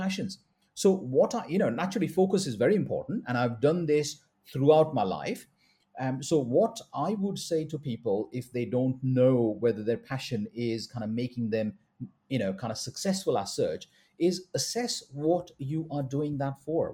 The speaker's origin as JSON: {"language": "English", "country": "India", "said": "I'm a Indian doctor"}